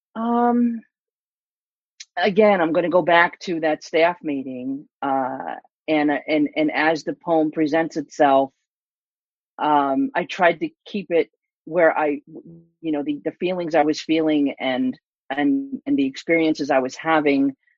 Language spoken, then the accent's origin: English; East Coast, United States; moved away; also born or lived in California; I'm from the East Coast.